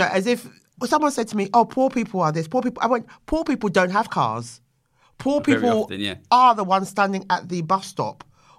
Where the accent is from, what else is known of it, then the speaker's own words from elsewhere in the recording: London, United Kingdom; Yeah, I am. And hello to my Bermondsey boys.